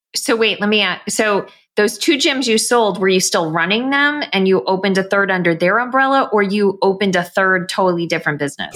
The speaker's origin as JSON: {"language": "English", "region": "New York", "country": "United States", "tie": "born or raised there", "said": "growing up in New York"}